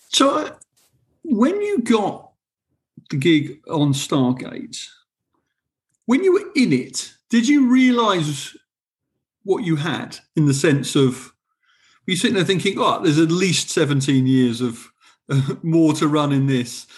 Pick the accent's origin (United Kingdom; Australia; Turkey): United Kingdom; England